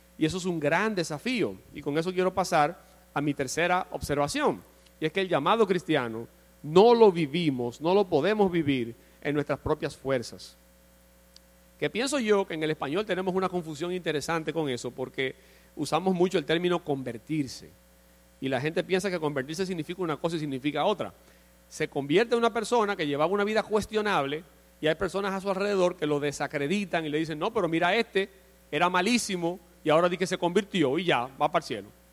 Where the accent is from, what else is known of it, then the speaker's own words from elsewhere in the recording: Dominican Republic; nosotros como dominicanos vivimos en una sociedad